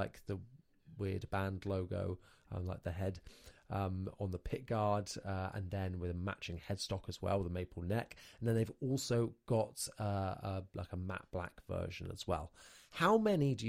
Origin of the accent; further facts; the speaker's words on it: United Kingdom; we're three British boys